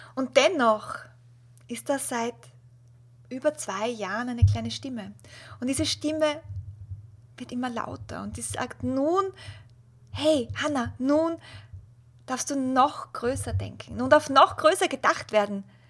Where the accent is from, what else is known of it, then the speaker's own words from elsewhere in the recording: Austria; als Österreicherin